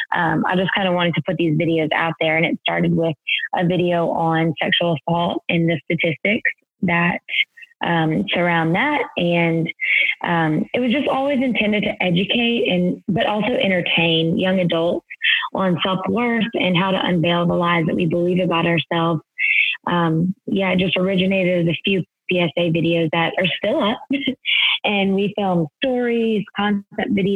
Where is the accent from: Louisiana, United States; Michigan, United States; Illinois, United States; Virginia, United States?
Louisiana, United States; also born or lived in New York City, United States; now in Houston, United States; I am from Louisiana